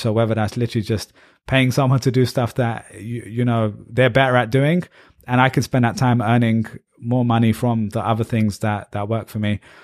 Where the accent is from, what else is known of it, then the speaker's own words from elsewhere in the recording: England, United Kingdom; moved away as an adult; also born or lived in Ireland; now in United States; I'm proudly Pakistani British